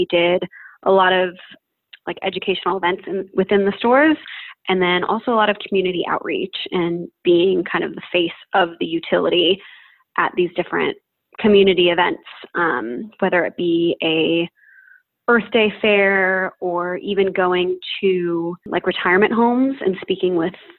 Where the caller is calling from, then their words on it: Utrecht, Netherlands; I am 27 years old and I'm calling today from Utrecht, which is in the Netherlands.